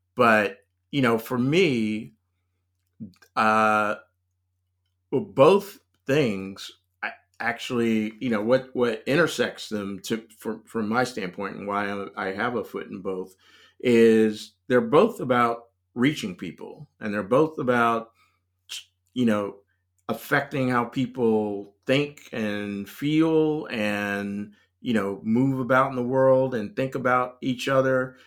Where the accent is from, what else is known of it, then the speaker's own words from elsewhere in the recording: Raleigh, North Carolina, United States; moved away; also born or lived in Los Angeles; I was born in North Carolina, um, but, uh, you know, essentially, I grew up in, in Raleigh